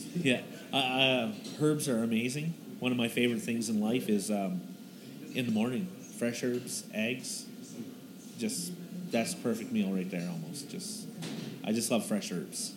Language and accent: English; East Coast, Canada; now in Calgary, Canada; I'm originally from the East Coast